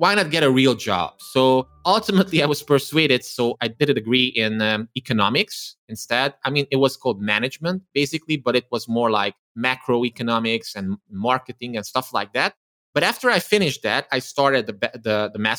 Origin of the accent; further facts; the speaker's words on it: Transylvania, Romania; English is a second language; I come from Eastern Europe, from Romania, from the Transylvania region of Romania, who grew up as an ethnic Hungarian, as a minority